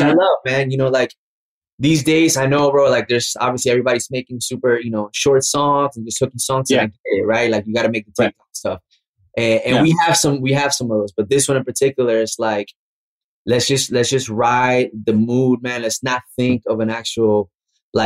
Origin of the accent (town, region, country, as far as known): Orlando, Florida, United States; born or raised there; now in Miami, United States